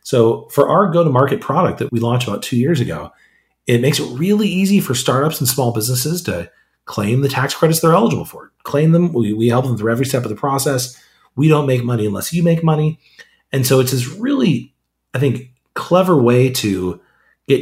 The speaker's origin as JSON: {"language": "English", "town": "Modesto", "region": "California", "country": "United States", "tie": "born or raised there", "said": "I grew up in a city called Modesto, is in the middle of Central California"}